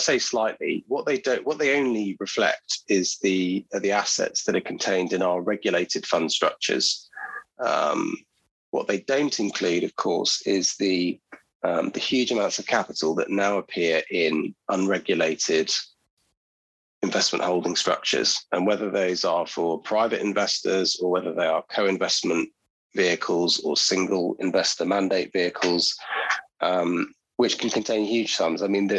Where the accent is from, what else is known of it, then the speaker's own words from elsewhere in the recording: Guernsey; also born or lived in London; I was born in London, moved to Guernsey when I was fairly young, moved back to London for a time, moved back to Guernsey.